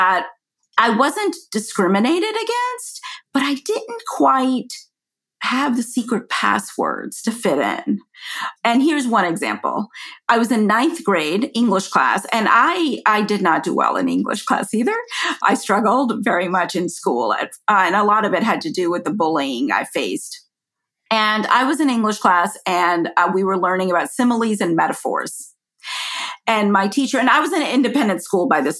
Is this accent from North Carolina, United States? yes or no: no; Atlanta, Georgia, United States; I grew up in Cobb County, Georgia. I am proud to be from Atlanta and proud to be from Georgia